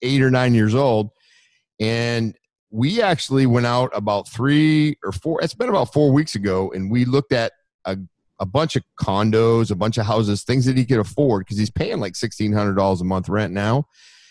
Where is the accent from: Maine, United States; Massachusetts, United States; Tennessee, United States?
Maine, United States; moved away as an adult; now in Florida, United States; we're from Maine